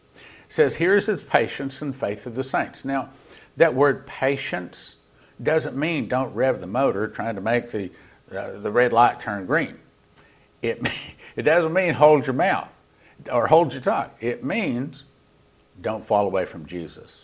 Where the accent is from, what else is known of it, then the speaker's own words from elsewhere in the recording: Texas, United States; being a Texan